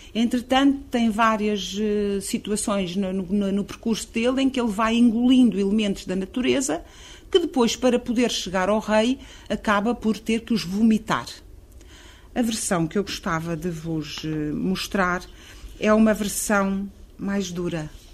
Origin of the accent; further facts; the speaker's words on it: Carcavelos, Lisbon, Portugal; nasci em Carcavelos, num sítio que era de Quintas, de quem fugia de Lisboa